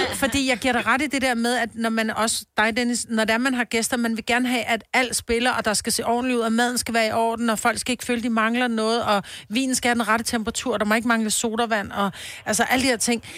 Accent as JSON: {"language": "Danish", "town": "Copenhagen", "region": "Capital Region of Denmark", "country": "Denmark", "tie": "born or raised there", "also_born_or_lived": "Roskilde / Stenløse", "moved": "yes", "said": "Jeg er født på Amager"}